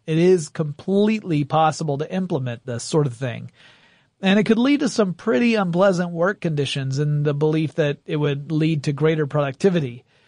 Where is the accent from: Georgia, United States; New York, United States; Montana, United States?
Georgia, United States; Gainesville; moved away; my hometown of Gainesville